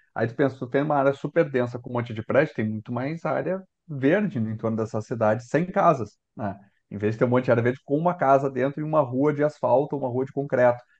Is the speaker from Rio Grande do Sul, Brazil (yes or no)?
yes; Porto Alegre, Rio Grande do Sul, Brazil; eu sou de Porto Alegre, gosto de Porto Alegre